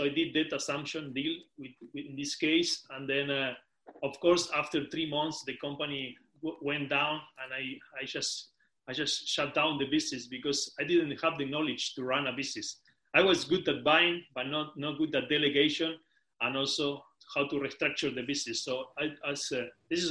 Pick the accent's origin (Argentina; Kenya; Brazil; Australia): Argentina; Patagonia; moved away as an adult; now in United Kingdom; I'm originally from Patagonia, from Argentina, the end of the world nice. In South America. And then I moved to the UK 7 years ago